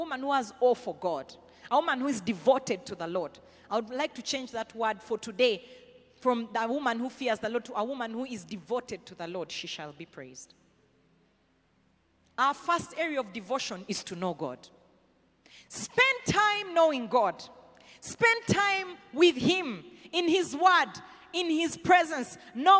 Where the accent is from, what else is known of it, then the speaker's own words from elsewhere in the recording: the West, Western Region, Uganda; I'm from the West, as in so what? I don't identify by my tribe.